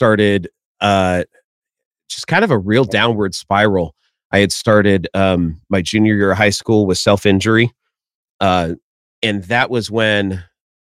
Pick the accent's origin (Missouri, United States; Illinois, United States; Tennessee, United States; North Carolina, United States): Tennessee, United States; also born or lived in Florida; we moved from Florida to Tennessee